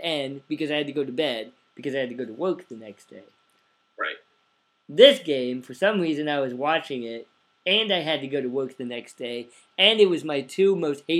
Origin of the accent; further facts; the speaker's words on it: Oregon, United States; now in Champaign, United States; growing up in Oregon in the 90s